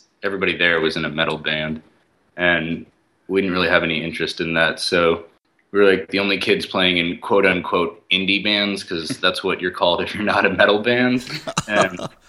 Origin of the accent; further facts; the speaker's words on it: East Texas, United States; moved away as an adult; now in Nashville, United States; where we're from, we're from East Texas, and there's not, like, the big city close to there is Dallas, and that's not even East Texas, and it was just small towns